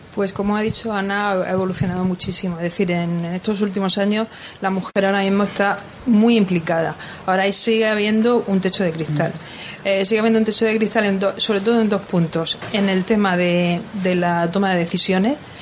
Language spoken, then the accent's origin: Spanish; Cartagena, Region of Murcia, Spain; yo soy de Cartagena